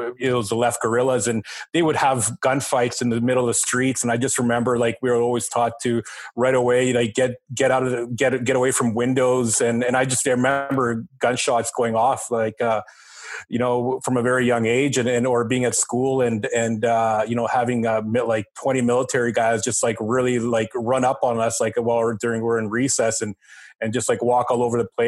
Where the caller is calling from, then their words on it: St. John's, Newfoundland and Labrador, Canada; I am coming from St. John's, Newfoundland, brother.